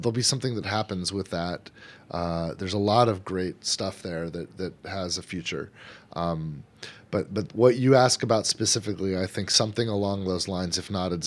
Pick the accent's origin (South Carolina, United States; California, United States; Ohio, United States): California, United States; also born or lived in Frisco, Texas; now in Texas, United States; I'm from California. I live in Texas